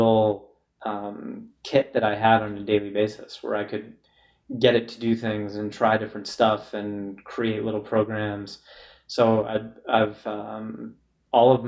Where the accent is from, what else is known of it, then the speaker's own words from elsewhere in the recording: Lynnfield, Massachusetts, United States; 15 or 20 minutes north of Boston in Linfield. My mom actually still lived there as of a month ago